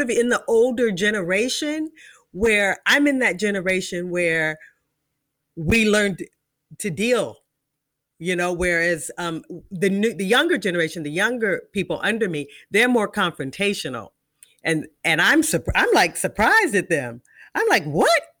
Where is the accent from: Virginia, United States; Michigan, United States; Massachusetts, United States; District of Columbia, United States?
District of Columbia, United States; Washington; I'm from Washington, D C.